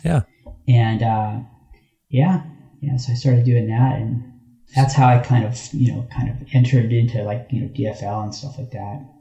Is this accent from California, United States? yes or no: yes; Los Angeles, California, United States; who I grew up with in in Hollywood, him and Flea.